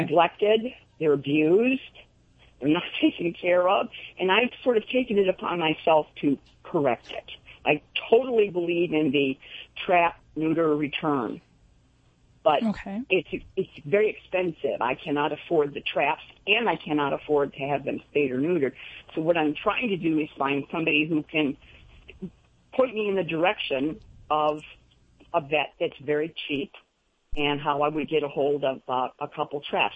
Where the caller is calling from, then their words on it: Spring Lake, North Carolina, United States; I'm calling from Spring Lake, North Carolina.